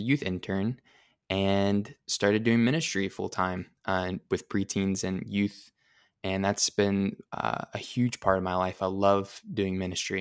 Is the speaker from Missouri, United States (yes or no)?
yes; Pleasant Hope, Missouri, United States; I grew up in Pleasant Hope, Missouri, which is close to Springfield